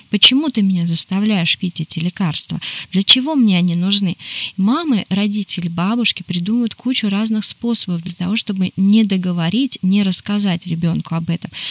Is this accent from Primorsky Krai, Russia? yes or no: no; Yekaterinburg, Sverdlovsk Oblast, Russia; Я из из Чили, а, Екатеринбурга.